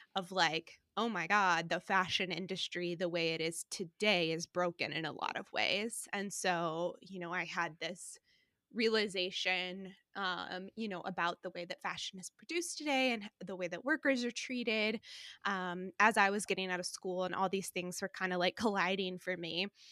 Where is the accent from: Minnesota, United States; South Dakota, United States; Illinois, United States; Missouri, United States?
Missouri, United States; St. Louis; moved away as an adult; also born or lived in New York; now in Cedar Rapids, United States; I grew up in Saint Louis, um, so grew up in Saint Louis, came to Iowa to go